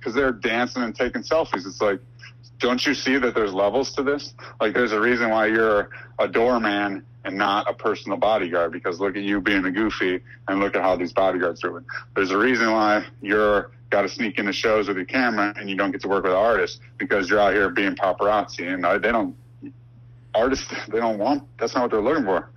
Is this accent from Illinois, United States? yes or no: yes; Chicago, Illinois, United States; I'm from Chicago